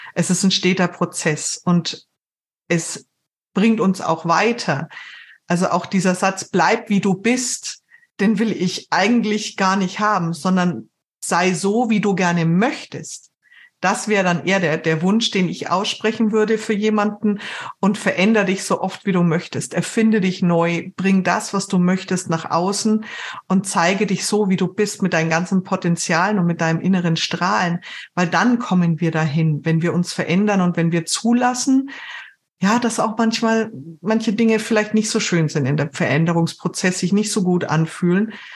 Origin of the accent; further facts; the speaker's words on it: Germany; bei uns in Deutschland